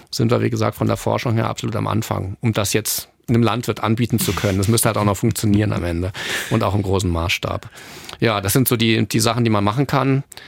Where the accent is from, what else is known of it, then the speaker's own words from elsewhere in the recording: Northern Germany, Germany; moved away; ich komme selber aus Norddeutschland